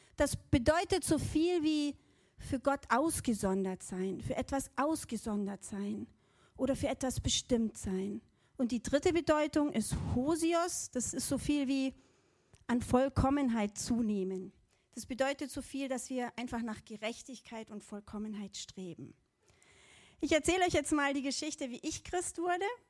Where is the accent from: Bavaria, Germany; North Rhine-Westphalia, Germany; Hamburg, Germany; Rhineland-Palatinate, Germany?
Bavaria, Germany; Allgäu; Also ich bin im Allgäu aufgewachsen